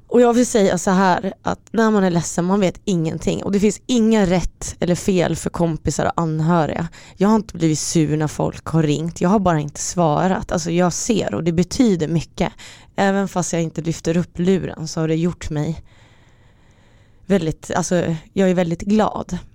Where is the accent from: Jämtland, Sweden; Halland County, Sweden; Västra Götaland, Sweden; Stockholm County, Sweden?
Stockholm County, Sweden; Stockholm; also born or lived in Finland; jag kom från Stockholm till vår lilla finska